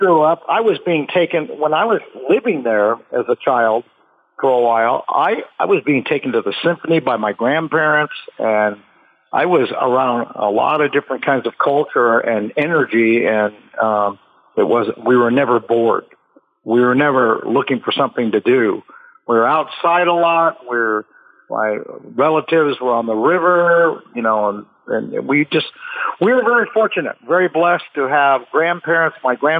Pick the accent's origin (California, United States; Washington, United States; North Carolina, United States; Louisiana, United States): California, United States; Pasadena; also born or lived in Iowa; What happened was when I was born, we moved to Pasadena where the rest of my family was. So we lived in Pasadena for quite a while. And then we moved back to Iowa from whence I came for a few ye